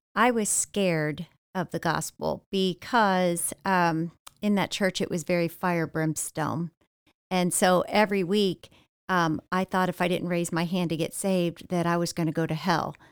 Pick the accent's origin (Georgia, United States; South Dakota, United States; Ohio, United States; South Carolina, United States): Ohio, United States; now in Florida, United States; born and raised in Ohio, about forty-five miles south of Cleveland